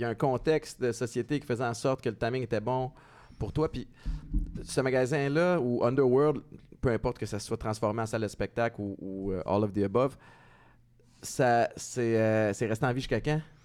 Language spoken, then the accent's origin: French; Montreal, Quebec, Canada; Moi, j'ai grandi à Antique, Montréal-Nord.